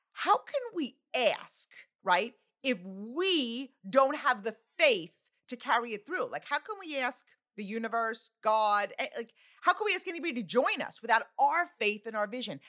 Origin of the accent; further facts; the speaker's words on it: Long Island, New York, United States; now in New Jersey, United States; I live in New Jersey, okay? but, like, I'm from Long Island